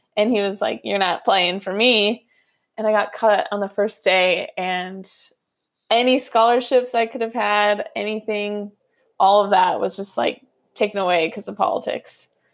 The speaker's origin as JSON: {"language": "English", "area": "outside of Sacramento", "region": "California", "country": "United States", "tie": "born or raised there", "also_born_or_lived": "Hawaii / Florida", "said": "this is where I grew up"}